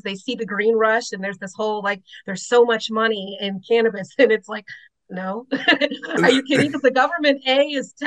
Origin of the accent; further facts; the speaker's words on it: Los Angeles, California, United States; I was born in Los Angeles, you know, a tougher area